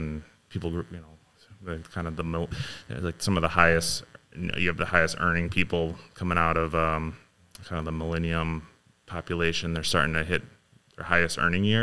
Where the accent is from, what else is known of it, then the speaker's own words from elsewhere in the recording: Ames, Iowa, United States; I was born in Iowa.